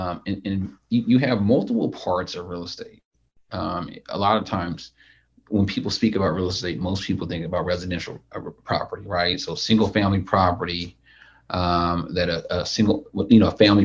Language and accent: English; Sacramento, California, United States; I originally from Sacramento